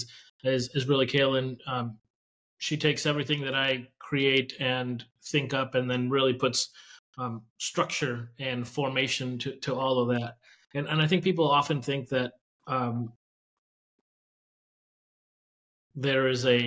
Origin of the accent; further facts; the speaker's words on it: Mexico; now in United States; my narrative as an immigrant. First generation immigrant, right? I was born in Mexico